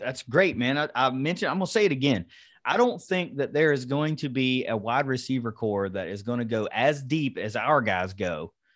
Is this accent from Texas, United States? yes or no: no; Kanawha County, West Virginia, United States; I'm a West Virginia guy. I grew up in Kanawha County